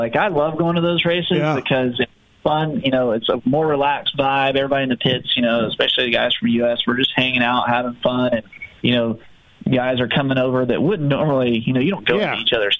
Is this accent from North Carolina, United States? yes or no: yes; Concord, North Carolina, United States; I was a kid from Concord, North Carolina. You know, it's NASCAR country